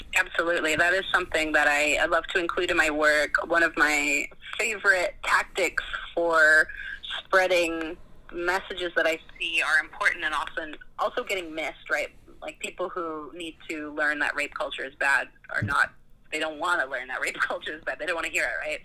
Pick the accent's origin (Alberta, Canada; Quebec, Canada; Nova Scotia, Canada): Alberta, Canada; Calgary; I grew up in Calgary, Alberta